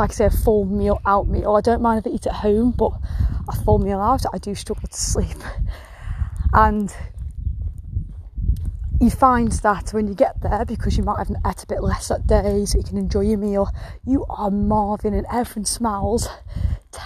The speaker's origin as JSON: {"language": "English", "region": "England", "country": "United Kingdom", "said": "I'm English"}